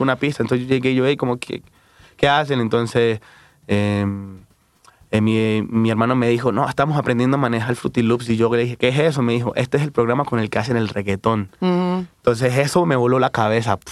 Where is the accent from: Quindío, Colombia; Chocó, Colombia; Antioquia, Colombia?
Chocó, Colombia; Quibdó; also born or lived in Bogotá, Colombia; now in Mexico City, Mexico; me fui de, de Quibdó, de donde nací, me fui a Bogotá, la capital